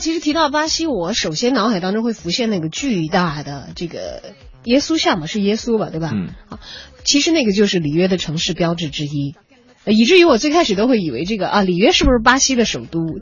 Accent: Chongqing, China; 小的时候在重庆看比赛的时候都会

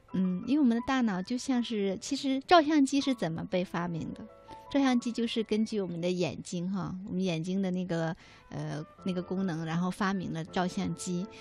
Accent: China; 我们中国人

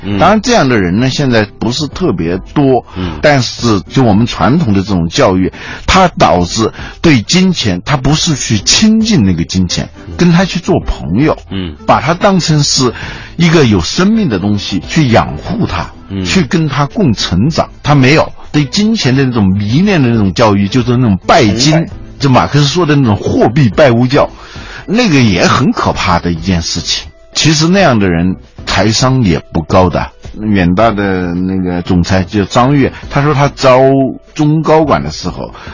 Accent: China; 我们中国人

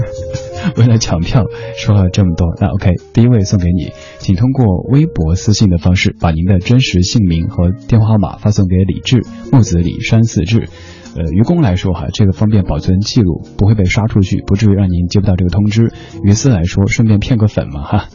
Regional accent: Chengdu, Sichuan, China; accent: Sichuanese; moved away; 在我的家乡成都

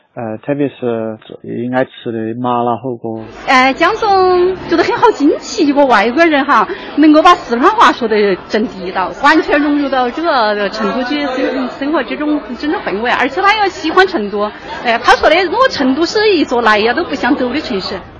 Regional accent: Seattle, Washington, United States; Chinese is a second language; moved away as an adult; also born or lived in Honolulu, Hawaii, United States; now in Chengdu, China; 身在夏威夷，长在西雅图

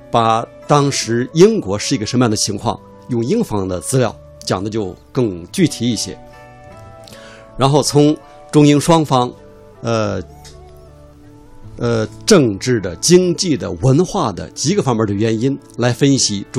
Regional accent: China; 特别我们作为中国人，这是我们所谓呃百年国耻的起点。

